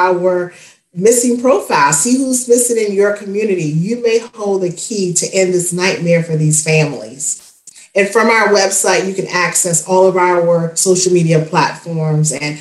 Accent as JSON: {"language": "English", "town": "Spartanburg", "region": "South Carolina", "country": "United States", "tie": "born or raised there", "said": "my hometown of Spartanburg, South Carolina"}